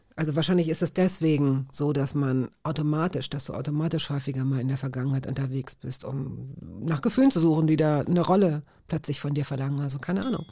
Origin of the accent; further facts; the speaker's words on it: Hanover, Lower Saxony, Germany; ich bin sozusagen im Jena des Westens groß geworden in Hannover